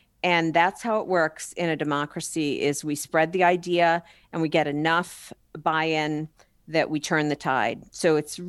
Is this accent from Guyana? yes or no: no; Wisconsin, United States; I founded a campaign in my home state of Wisconsin with a fellow CEO in Wisconsin back in 2017.